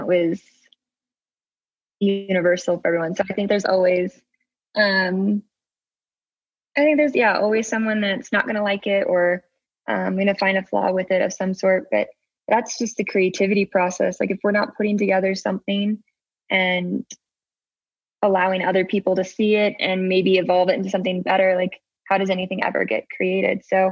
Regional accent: Pacific Northwest, United States; now in Salt Lake City, United States; I grew up in the Pacific Northwest

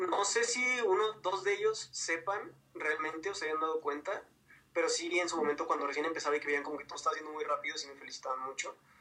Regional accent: Ciudad Juárez, Chihuahua, Mexico; moved away as an adult; now in Mexico City, Mexico; soy de Ciudad Juárez, entonces realmente la mitad de mi vida la crecí allá

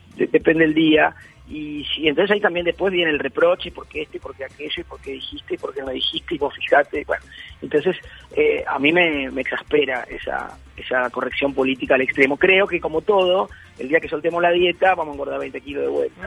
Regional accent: Uruguay; now in Buenos Aires, Argentina; soy uruguayo

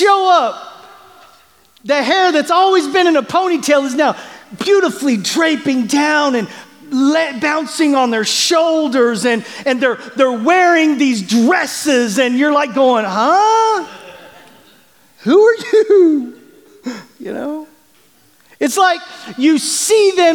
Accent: Bartlesville, Oklahoma, United States; moved away; growing up in Bartlesville, Oklahoma

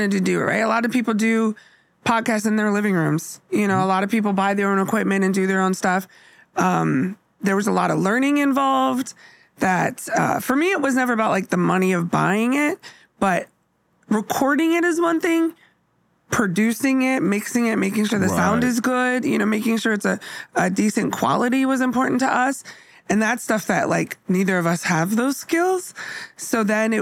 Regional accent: Bay Area, California, United States; now in Seattle, United States; I grew up in the Bay Area

